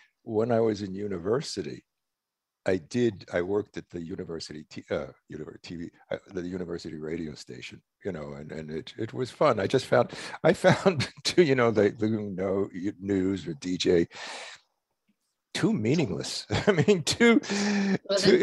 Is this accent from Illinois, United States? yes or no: no; New York, United States; I grew up in New York.